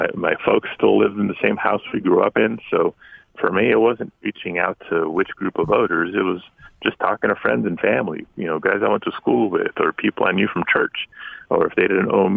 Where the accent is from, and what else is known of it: Los Angeles, California, United States; born or raised there